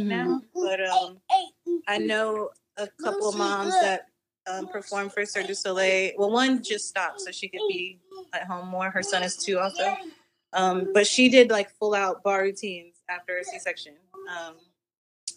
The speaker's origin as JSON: {"language": "English", "region": "Florida", "country": "United States", "tie": "born or raised there", "said": "I'm from Florida"}